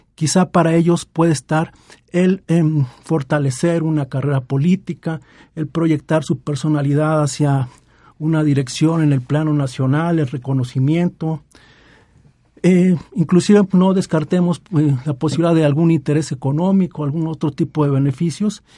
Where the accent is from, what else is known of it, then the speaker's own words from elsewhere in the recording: Mexico; se nos inculcó en la primaria como parte de nuestra formación e identidad como mexicanos